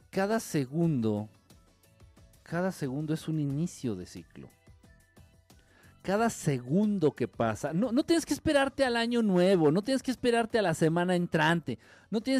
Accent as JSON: {"language": "Spanish", "country": "Mexico", "said": "Soy, soy mexicano, soy católico, le voy a la América, me gusta la chela, voto por el PRI."}